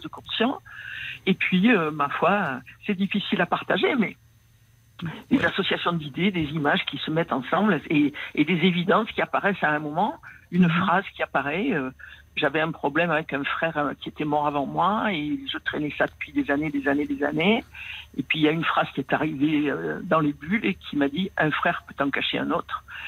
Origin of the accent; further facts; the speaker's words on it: Marseille, Provence-Alpes-Côte d'Azur, France; accent: Marseille; also born or lived in Paris; je suis né à Marseille. J'ai passé la plus grande partie de ma vie à Marseille.